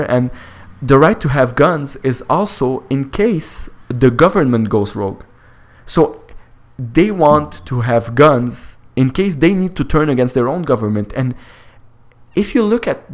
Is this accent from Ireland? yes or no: no; Canada; I am Canadian